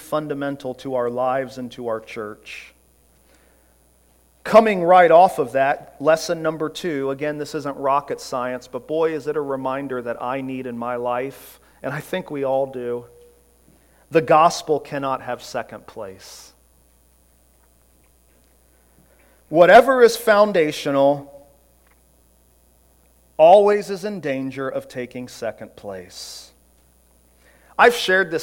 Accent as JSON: {"language": "English", "country": "United States", "said": "we as American Christians"}